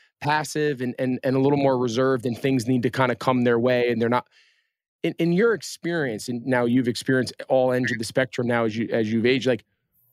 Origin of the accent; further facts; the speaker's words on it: United States; I grew up right outside of New York City.